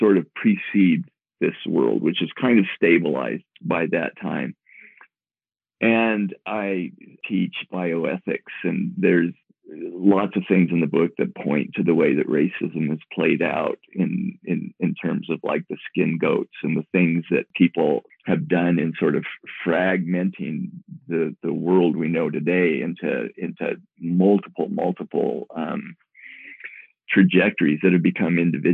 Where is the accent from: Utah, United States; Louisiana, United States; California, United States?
Utah, United States; Moab; born or raised there